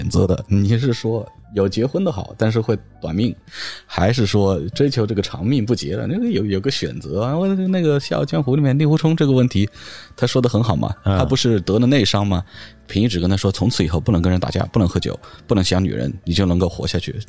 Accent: Hunan, China; 我们湖南人

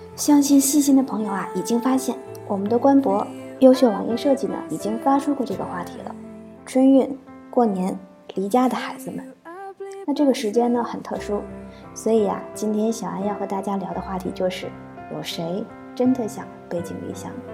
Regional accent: Northeast China, China; moved away as an adult; now in Beijing, China; 已经回到了我的老家，大东北

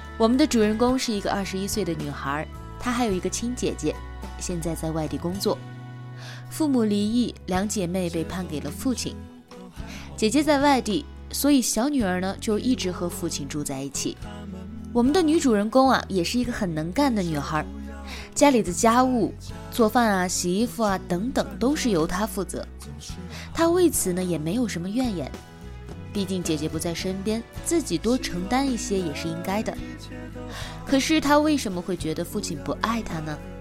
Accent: China; 我们中国人

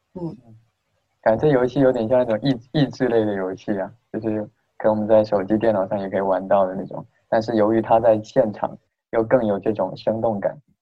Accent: Fujian, China; 我们闽南人可能说老年嘛，就是热闹，就是其实是喜欢热闹

